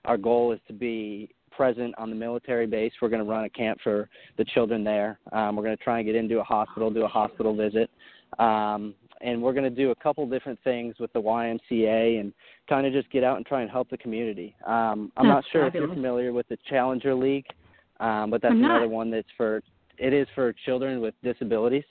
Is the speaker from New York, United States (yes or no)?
yes; Syracuse, New York, United States; I grew up in Syracuse, New York